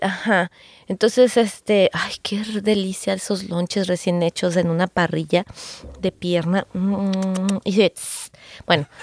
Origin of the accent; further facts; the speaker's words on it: Guadalajara, Jalisco, Mexico; now in Los Angeles, United States; me voy a tener que regresar yo a mi tierra, rancho